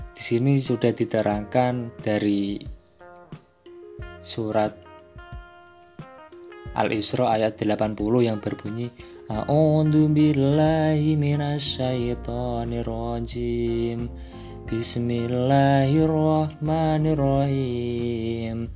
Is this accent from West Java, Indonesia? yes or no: no; Demak, Central Java, Indonesia; Saya itu aslinya orang Demak, Demak Kota Wali.